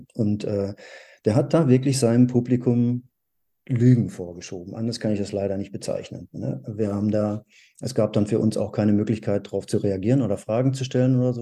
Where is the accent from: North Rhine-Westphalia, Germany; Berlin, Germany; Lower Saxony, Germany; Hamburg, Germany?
North Rhine-Westphalia, Germany; in der Gegend, ähm, wo ich aufgewachsen bin, in Nordrhein-Westfalen